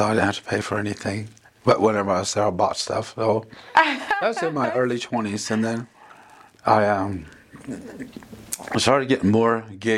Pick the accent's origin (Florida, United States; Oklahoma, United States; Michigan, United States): Oklahoma, United States; between Braggs and Gore, near Tahlequah; my father and mother raised us on my grandma, Polly Teehee's Indian land, just south of here in between Braggs and Gore.